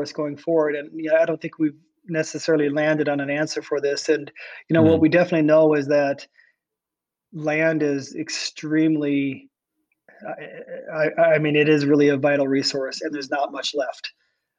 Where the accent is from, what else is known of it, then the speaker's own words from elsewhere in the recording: Iowa, United States; I was born in Iowa, and I was born in an area which is completely devoid of large forests and marshes